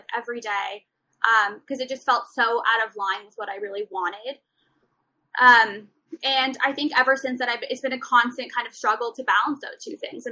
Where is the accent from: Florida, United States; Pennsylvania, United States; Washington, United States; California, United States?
California, United States; Beverly Hills; I grew up in Beverly Hills because my parents wanted me to be in the school district